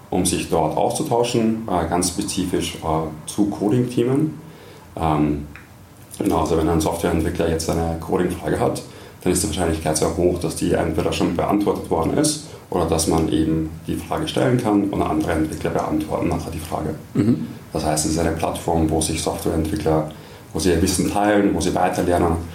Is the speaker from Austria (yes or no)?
yes; Austria; moved away as an adult; also born or lived in England; ich komme aus Österreich, äh, bin in Österreich aufgewachsen, habe in Österreich studiert, Wirtschaft